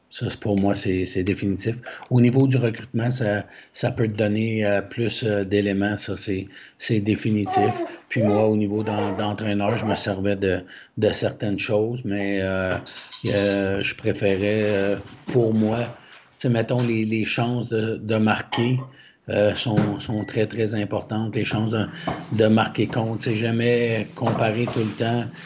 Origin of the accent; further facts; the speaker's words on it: Quebec, Canada; nous, en tant que Québécois